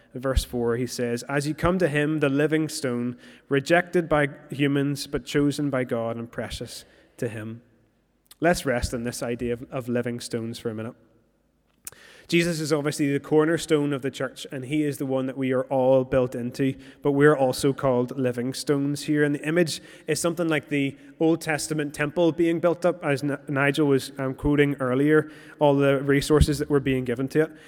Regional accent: Moira, Northern Ireland, United Kingdom; moved away; I'm originally from Moira

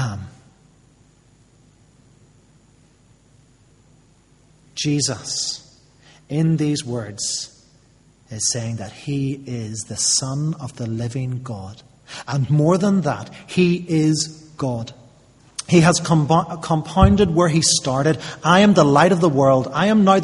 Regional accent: United Kingdom

